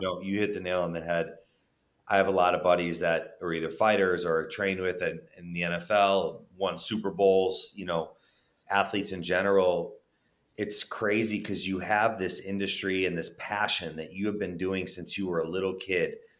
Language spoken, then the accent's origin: English; Chicago, Illinois, United States; moved away; also born or lived in Texas / California; I was born and raised in Chicago